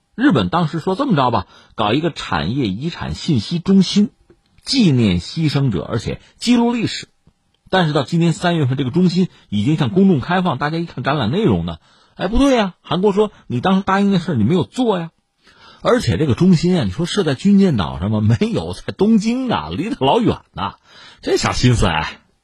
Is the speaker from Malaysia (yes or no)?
no; China; 对我们中国人也好